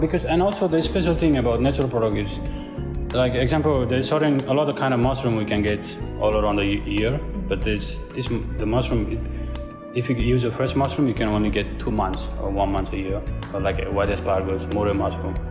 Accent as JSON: {"language": "English", "country": "Nepal", "tie": "born or raised there", "moved": "yes", "lives_now": "Shenzhen, China", "said": "I come from Nepal"}